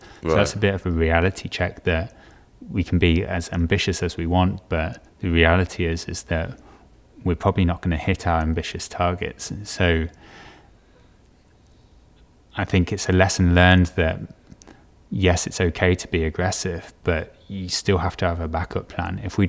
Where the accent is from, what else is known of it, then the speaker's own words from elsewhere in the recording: Stourport-on-Severn, West Midlands, United Kingdom; No, I grew up in the West Midlands, in a little town called Starport-on-Severn, near Bewdley. No one seems to know Starport-on-Severn, but everyone seems to know Bewdley.